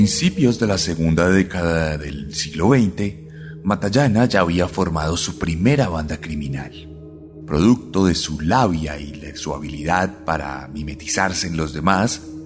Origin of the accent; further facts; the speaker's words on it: Colombia; Vengo de Colombia